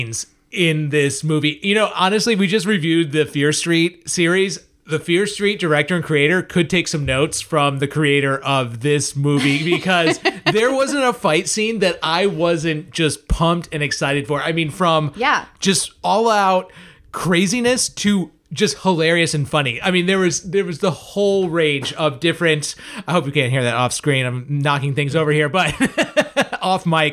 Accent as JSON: {"language": "English", "region": "Northeast", "country": "United States", "moved": "yes", "lives_now": "Tampa, United States", "said": "I come from the Northeast"}